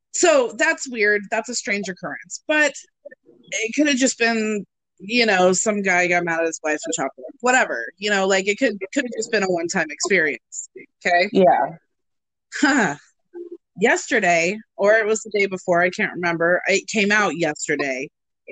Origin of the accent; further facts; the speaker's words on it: Washington, United States; now in Arizona, United States; because I was from Washington.